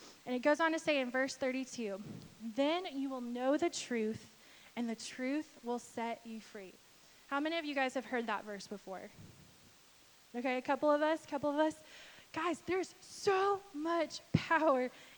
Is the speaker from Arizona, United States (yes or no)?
no; Texas, United States; I'm from Texas